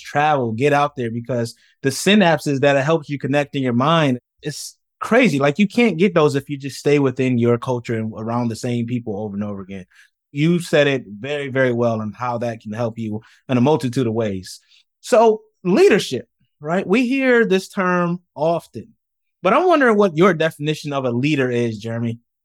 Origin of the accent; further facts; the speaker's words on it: Rochester, New York, United States; I'm from Rochester, New York, where Kodak is from